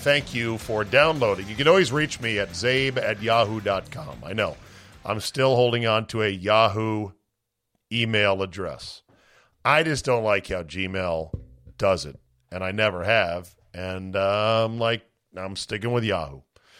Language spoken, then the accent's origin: English; South Dakota, United States; born there; now in Green Bay, United States; I was born in South Dakota and raised a Vikings fan, forced to live in Green Bay.